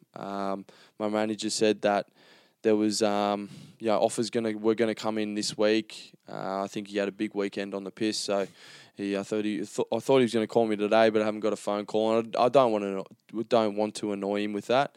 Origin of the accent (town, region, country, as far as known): Gold Coast, Queensland, Australia; born or raised there